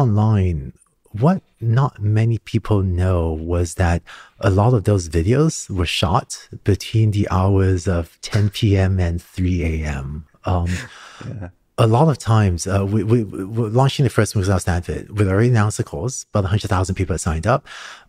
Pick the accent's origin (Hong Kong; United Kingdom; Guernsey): Hong Kong; also born or lived in Singapore; Growing up in Hong Kong and Singapore, I started learning to code when I was 5 or 6 years old.